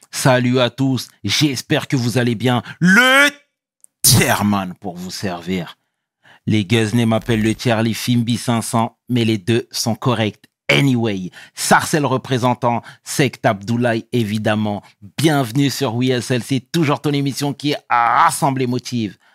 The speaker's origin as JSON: {"language": "French", "country": "Cameroon", "said": "Oui, je suis camerounais."}